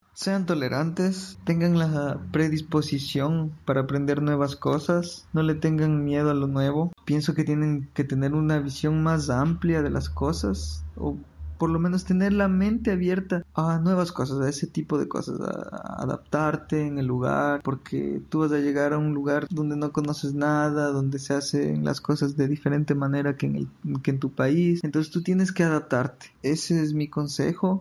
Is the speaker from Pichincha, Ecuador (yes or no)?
yes; Quito, Pichincha, Ecuador; moved away as an adult; now in Santa Maria, Brazil; soy ecuatoriano, nací en la capital de Ecuador, Quito